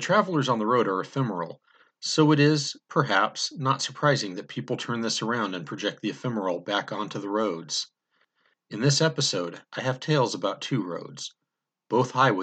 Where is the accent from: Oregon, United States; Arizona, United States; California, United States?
California, United States; I've spent an untold number of hours driving on the highways of my home state